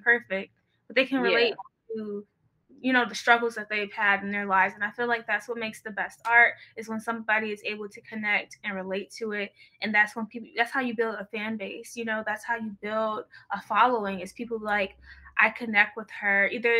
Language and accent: English; Michigan, United States; It's just like, we're from Michigan. We know these same things. We have these same values.